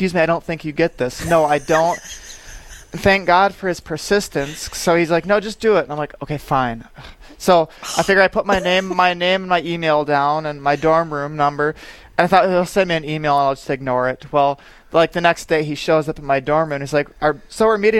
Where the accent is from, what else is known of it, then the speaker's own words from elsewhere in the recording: Aberdeen, South Dakota, United States; now in Sioux Falls, United States; my hometown is Aberdeen